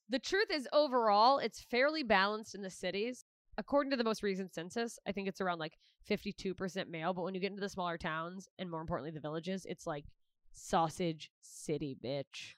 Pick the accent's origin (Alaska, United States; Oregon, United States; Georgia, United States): Alaska, United States; my home state where I'm at right now, Alaska